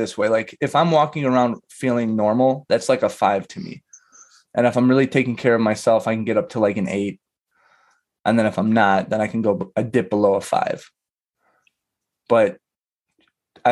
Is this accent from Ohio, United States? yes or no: no; Chicago, Illinois, United States; I've been here my whole life